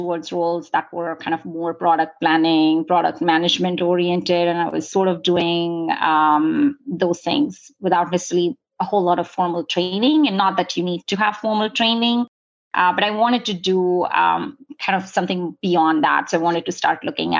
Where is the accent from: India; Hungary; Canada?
India; moved away as an adult; now in San Diego, United States; I grew up in India. I came here for college and have been here since then